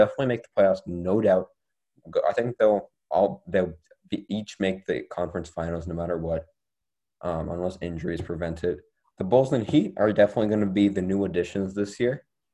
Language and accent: English; Canada; I'm from Canada